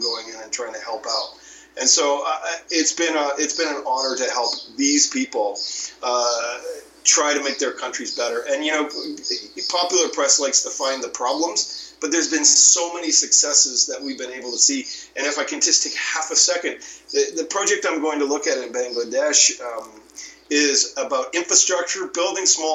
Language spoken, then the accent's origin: English; Canada; moved away as an adult; now in Mexico; I'm a Canadian, but I've lived 20 years in Mexico.